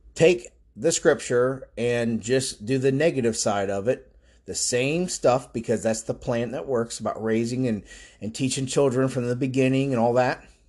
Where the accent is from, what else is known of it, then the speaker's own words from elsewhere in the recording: Florida, United States; I've lived here my whole life